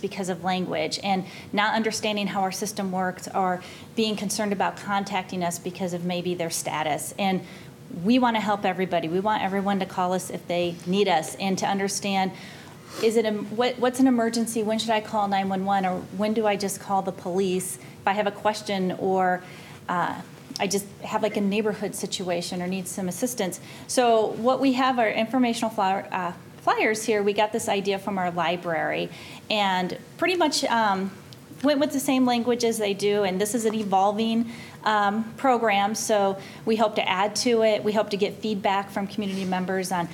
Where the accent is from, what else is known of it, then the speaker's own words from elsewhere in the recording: Cedar Rapids, Iowa, United States; moved away as an adult; now in Iowa City, United States; I'm just from up the road in Cedar Rapids. I've been here as long as I was in Cedar Rapids